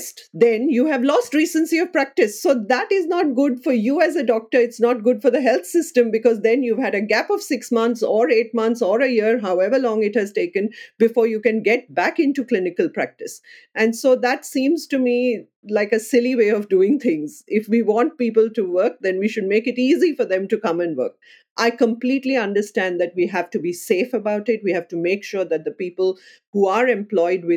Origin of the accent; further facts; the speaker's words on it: India; moved away as an adult; also born or lived in United Kingdom; now in Melbourne, Australia; I would identify as an Indian first and Australian next